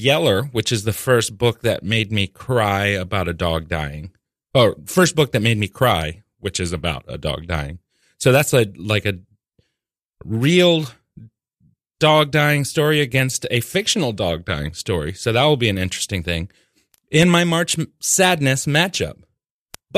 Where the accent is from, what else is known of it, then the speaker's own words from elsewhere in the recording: Norfolk, Virginia, United States; I grew up in Norfolk, Virginia